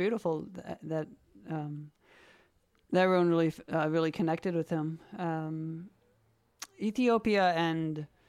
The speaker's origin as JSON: {"language": "English", "region": "Minnesota", "country": "United States", "said": "I'm from Minnesota"}